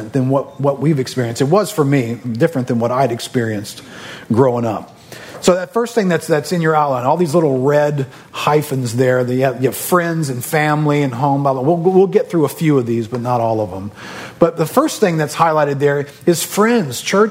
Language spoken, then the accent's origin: English; New Orleans, Louisiana, United States; I grew up here in New Orleans